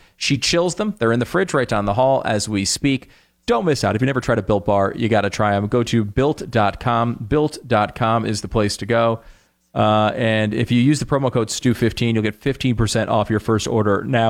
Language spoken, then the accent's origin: English; Connecticut, United States; Dan and I grew up together in Connecticut, and we spent about 80% of our time playing sports in the backyard.